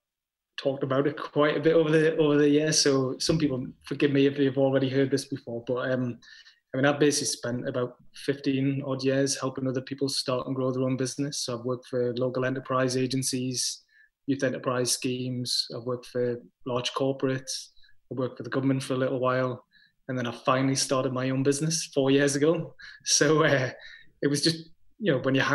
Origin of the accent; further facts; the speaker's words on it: Crawcrook, North East England, United Kingdom; I grew up in a place called Crowcrook, which is way in the west of Gateshead